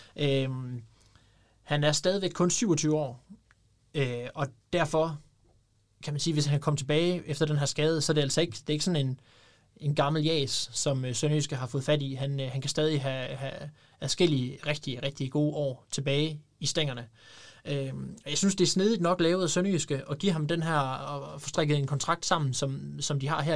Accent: Denmark; en fra Brastrup, som jo næsten er min, ja, det er jo så nærmest min hjemstavn

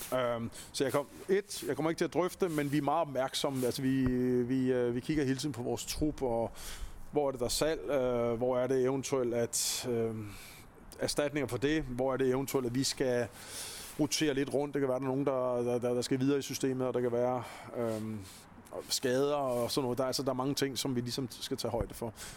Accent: Copenhagen, Capital Region of Denmark, Denmark; jeg er københavner, og jeg voksede op med punken

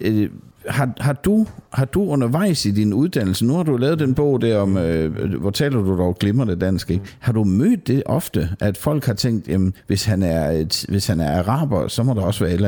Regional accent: Southern Jutland, Southern Denmark, Denmark; I, i Sønderjylland, du... Øh, hvor jeg er fra

